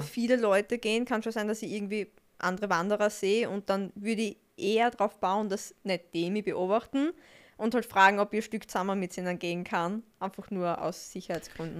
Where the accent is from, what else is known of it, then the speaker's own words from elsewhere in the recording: Austria; bei uns in Österreich